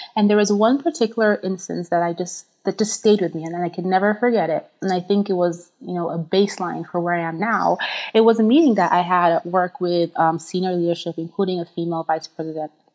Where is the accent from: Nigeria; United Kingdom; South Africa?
Nigeria; moved away as an adult; now in United States; I'm originally from Nigeria